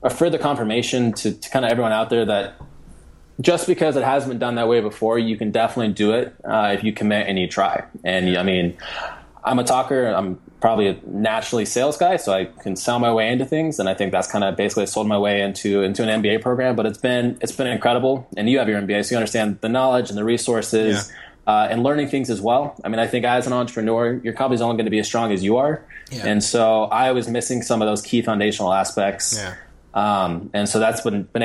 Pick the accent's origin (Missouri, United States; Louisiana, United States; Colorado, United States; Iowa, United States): Colorado, United States; now in Indianapolis, United States; I live here in Indianapolis right now. I'm from Colorado